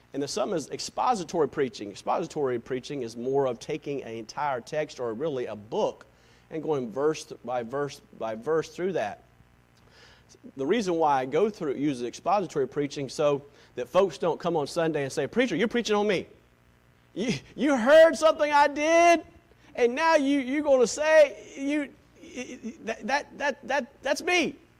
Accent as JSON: {"language": "English", "region": "the South", "country": "United States", "said": "I'm from the South"}